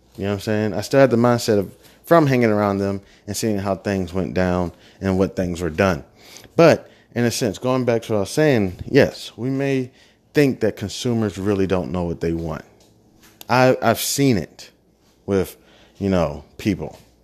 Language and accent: English; Midwest, United States; moved away; I was from the Midwest. I'm, you know, Bible thumping town